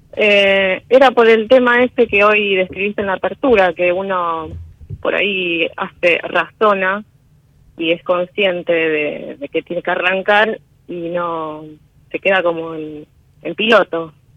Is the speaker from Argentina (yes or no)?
yes; Rosario, Santa Fe, Argentina; De Rosario.